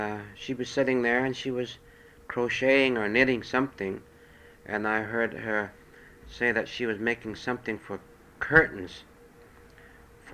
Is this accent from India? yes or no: no; China; now in United States; people that was born in China